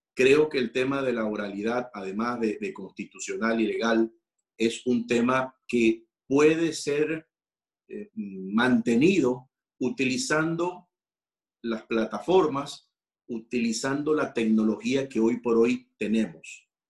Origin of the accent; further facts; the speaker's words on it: Ecuador; muchos de los ecuatorianos, soy ecuatoriano